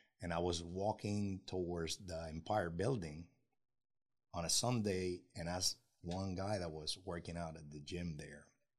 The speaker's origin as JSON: {"language": "English", "country": "Puerto Rico", "said": "they don't even know that I'm half Dominican. We are from Puerto Rico, and we're really proud of it."}